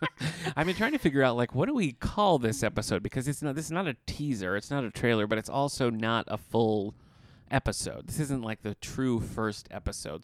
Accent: Battle Creek, Michigan, United States; I'm from Battle Creek, Michigan

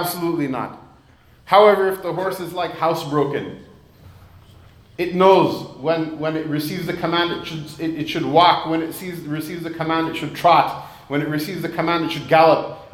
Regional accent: United States; I was born and raised in America

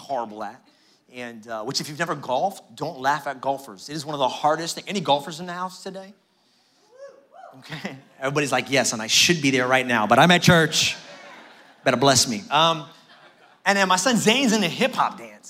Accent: New York City, New York, United States; I grew up in Brooklyn, New York.

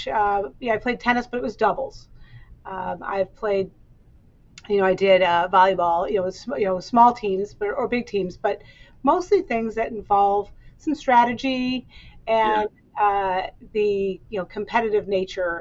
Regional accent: Midwest, United States; now in Chicago, United States; I'm from the Midwest

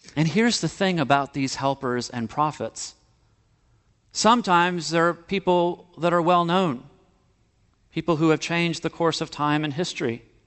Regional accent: Miami, Florida, United States; moved away; growing up in Miami, Florida

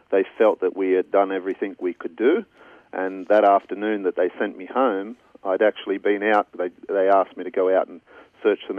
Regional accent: Brighton-le-Sands, New South Wales, Australia; I was raised in Brighton-le-Sands

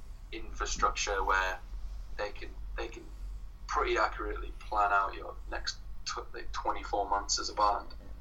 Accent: Sunderland, North East England, United Kingdom; moved away as an adult; now in Brighton, United Kingdom; I'm from Sunderland as well

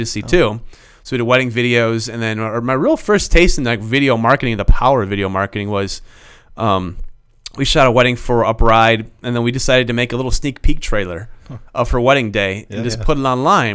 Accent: Michigan, United States; moved away; I am originally from Michigan

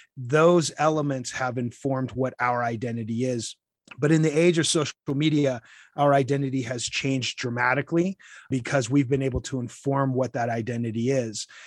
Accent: Utah, United States; moved away as an adult; also born or lived in Washington, D.C.; now in El Paso County, Colorado, United States; I grew up in Utah, meeting my wife there and moving to Washington

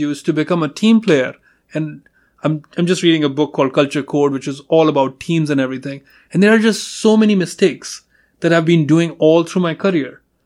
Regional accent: India; moved away as an adult; my first name gives it away that I'm, uh, I'm from India

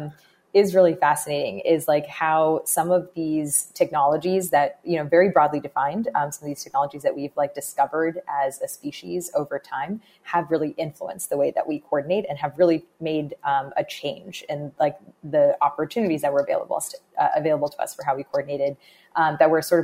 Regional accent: Bay Area, California, United States; I grew up in the Bay Area in California.

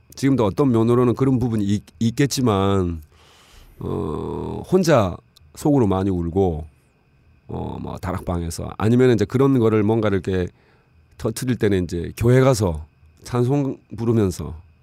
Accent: Busan, South Korea; moved away as an adult; also born or lived in Seoul; 부산에서 자라고 고등학교까지 나왔는데

